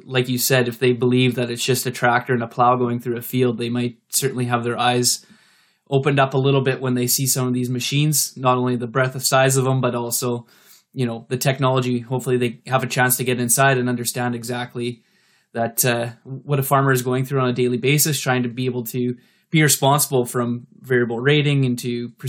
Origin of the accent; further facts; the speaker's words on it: Canada; being a Canadian myself